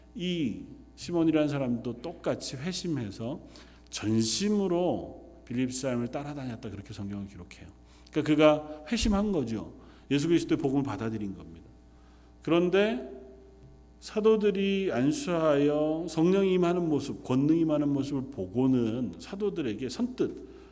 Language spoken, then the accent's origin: Korean; South Korea; moved away as an adult; now in London; 우리가 나고 자란 태어난 그 땅에서 조금은 먼 곳에 떠나와 있어 삶을 살아가지만